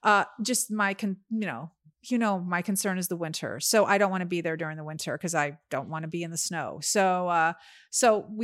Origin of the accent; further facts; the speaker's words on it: California, United States; We actually stopped telling people we're from California.